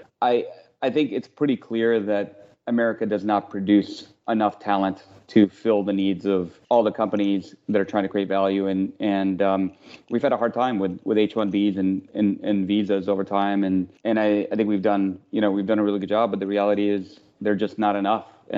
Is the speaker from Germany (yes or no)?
no; Tashkent, Uzbekistan; English is a second language; now in United States; I came from Tashkent in Uzbekistan, which is a great city, but she sort of makes fun of it as the little village